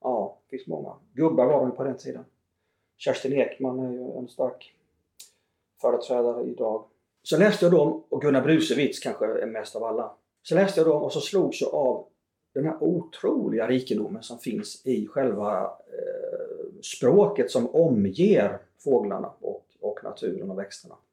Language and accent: Swedish; Småland, Sweden; myren hemma i Småland